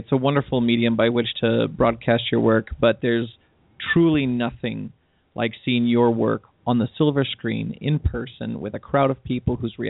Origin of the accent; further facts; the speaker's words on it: California, United States; now in Utah, United States; But I'm originally from California.